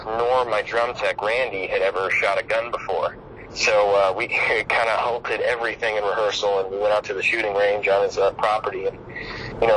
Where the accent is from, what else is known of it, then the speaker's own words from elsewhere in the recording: Detroit, Michigan, United States; I'm from Detroit